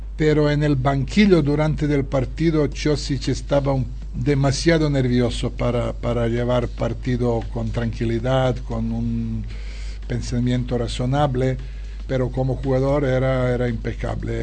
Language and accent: Spanish; Serbia; Spanish is a second language; now in Barcelona, Spain; la gente que viene de, mi tierra, no solo de, Serbia, sino de toda ex Yugoslavia